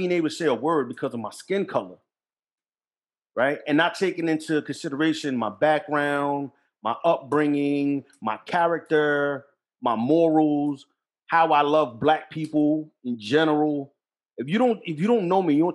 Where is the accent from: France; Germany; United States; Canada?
United States; Jersey City, New Jersey; This is my friends in the projects, everybody I interacted with in the school, in number 9 school, Jersey City, in the projects, Montgomery projects.